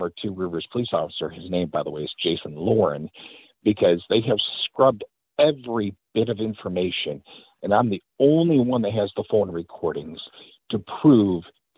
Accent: Detroit, Michigan, United States; now in Wisconsin, United States; I'm originally from Detroit, Michigan.

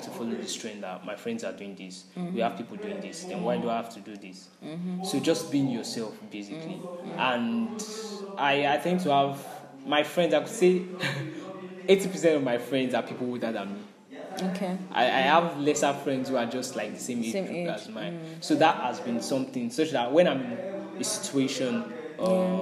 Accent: Nigeria; this is our Nigeria, and I'm an African, I'm a Nigerian

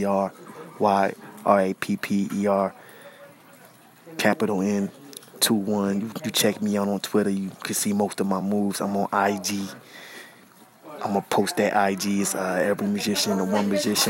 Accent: New York, United States; I was raised in New York

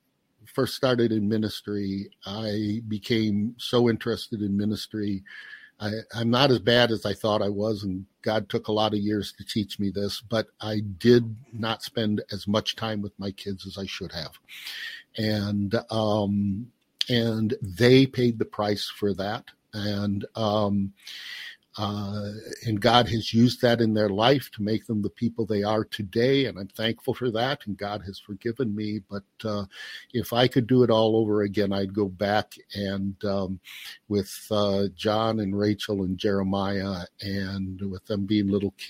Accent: Chicago, Illinois, United States; Well, I tell you what, I'm from the Chicago area.

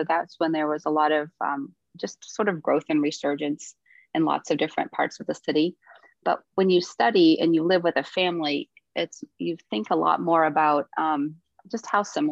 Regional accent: Tipp City, Ohio, United States; I grew up in a little town called Tip City, Ohio. So it's over north of Dayton, Ohio

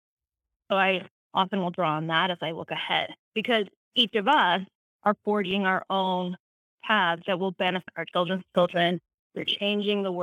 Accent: Maryland, United States; moved away; also born or lived in Utah; I wasn't native to this region. I grew up in Maryland, so that was a new culture

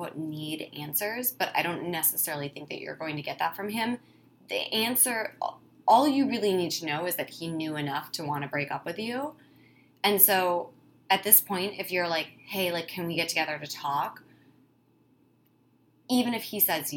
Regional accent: Wisconsin, United States; I'm from Wisconsin, it's how you know is when I say the word Wisconsin.

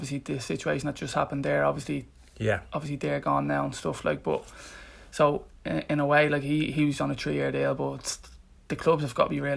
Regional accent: Ireland; now in England; we're both Irish. We're both from the same area

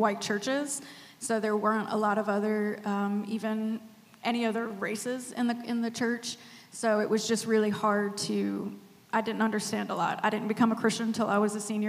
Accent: Spartanburg, South Carolina, United States; Originally from Spartanburg, Sparkle City

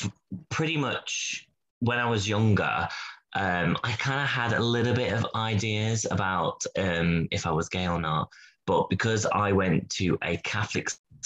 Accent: Derby, East Midlands, United Kingdom; moved away as an adult; now in Birmingham, United Kingdom; since moving to Birmingham, because I'm originally from Derby, which is like a small city.

